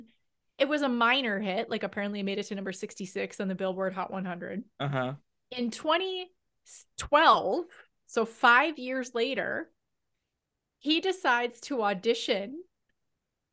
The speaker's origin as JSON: {"language": "English", "town": "Windsor", "region": "Ontario", "country": "Canada", "tie": "born or raised there", "said": "growing up in Windsor"}